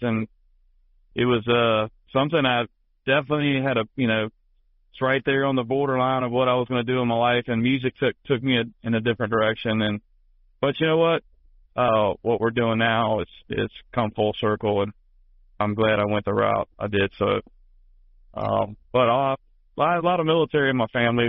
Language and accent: English; Tidewater, Virginia, United States; growing up in the Tidewater, Virginia area.